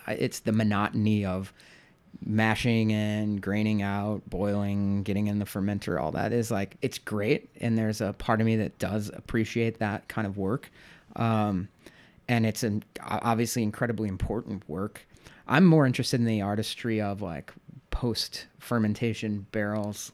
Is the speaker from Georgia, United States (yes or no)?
no; St. Louis, Missouri, United States; moved away as an adult; also born or lived in New York City; now in Chicago, United States; I'm from Saint Louis originally